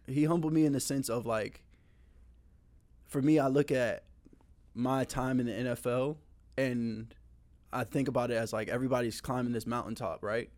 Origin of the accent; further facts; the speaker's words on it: Tampa, Florida, United States; also born or lived in Charleston, South Carolina; I moved to Tampa when I was in first grade. Um, from there, I've been literally lived all over Tampa.